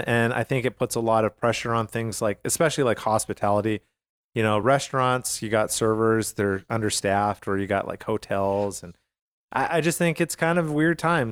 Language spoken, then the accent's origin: English; Calgary, Alberta, Canada; I grew up in Calgary, Alberta